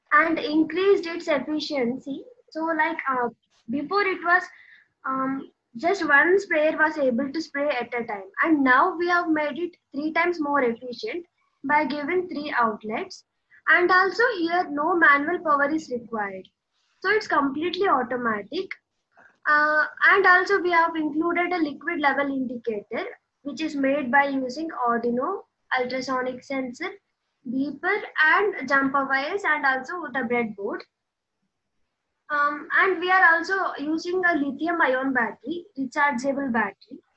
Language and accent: English; Western Ghats, India; I'm from Western Ghats, and uh, here agriculture is the main occupation.